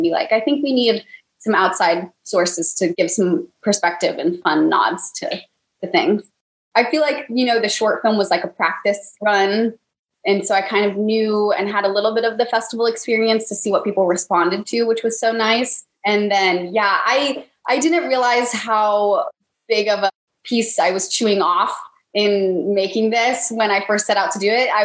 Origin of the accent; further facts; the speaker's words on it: California, United States; now in Los Angeles, United States; I'm from California, but I'm not actually from